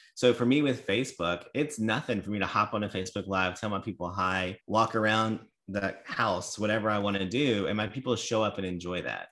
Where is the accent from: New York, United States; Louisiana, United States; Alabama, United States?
Louisiana, United States; I'm from Louisiana